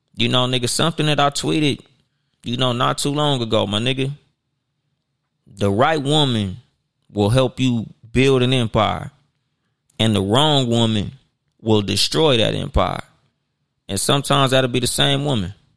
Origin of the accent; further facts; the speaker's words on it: Compton, California, United States; I had a homeboy, nigga, we grew up with in Compton